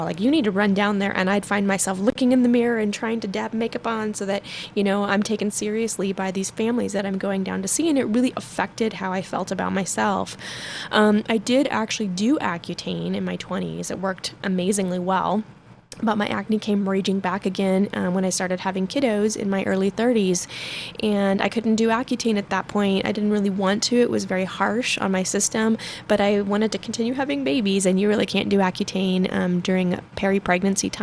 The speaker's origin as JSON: {"language": "English", "town": "Denver", "region": "Colorado", "country": "United States", "tie": "born or raised there", "also_born_or_lived": "Arvada, Colorado / Westminster, Colorado", "said": "I actually grew up in Denver. I'm from Arvada originally, and I live in Westminster now"}